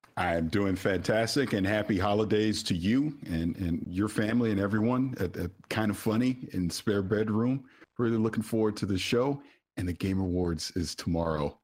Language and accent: English; St. Petersburg, Florida, United States; I'm from Saint Petersburg, Florida